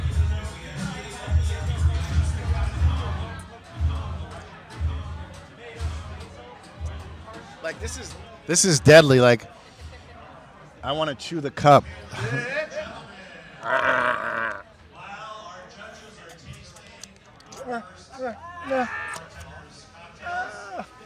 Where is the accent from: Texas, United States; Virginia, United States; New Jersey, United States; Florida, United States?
New Jersey, United States; Red Bank; also born or lived in California; I'm from New Jersey